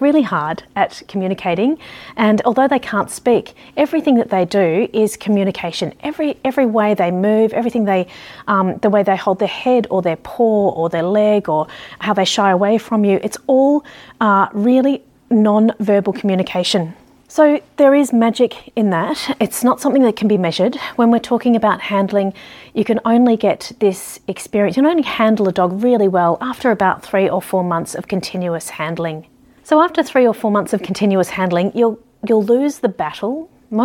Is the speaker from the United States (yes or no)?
no; Ballarat, Victoria, Australia; growing up in Ballarat